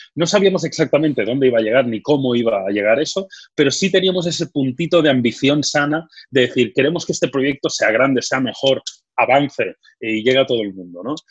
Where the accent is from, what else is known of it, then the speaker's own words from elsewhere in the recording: Badalona, Catalonia, Spain; yo nací en Badalona, soy de, Badalona